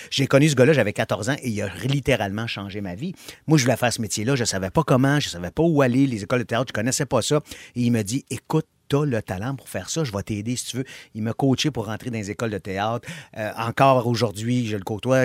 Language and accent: French; Montreal, Quebec, Canada; je viens de Montréal. Je suis né à Montréal, j'ai grandi à Montréal